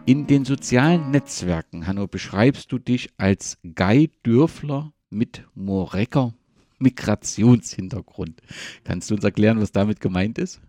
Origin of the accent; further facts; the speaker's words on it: East Germany, Germany; als Ostdeutscher